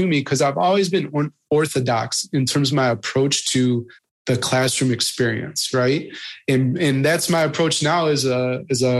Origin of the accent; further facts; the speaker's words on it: Midwest, United States; moved away as an adult; also born or lived in Marietta, Georgia; growing up in the Midwest